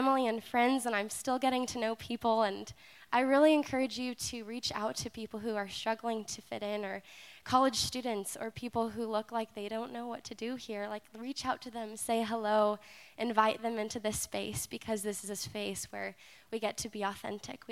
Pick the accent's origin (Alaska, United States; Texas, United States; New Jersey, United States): Alaska, United States; I'm from Alaska.